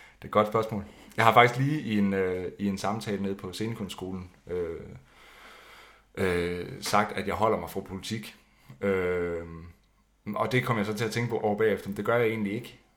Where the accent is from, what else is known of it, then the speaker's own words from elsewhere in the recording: Skive, Central Denmark Region, Denmark; jeg kommer fra Skive, eller lidt uden for Skive